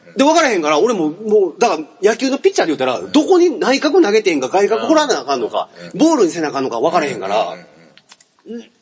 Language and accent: Japanese; Kansai, Japan; 俺関西の人間やから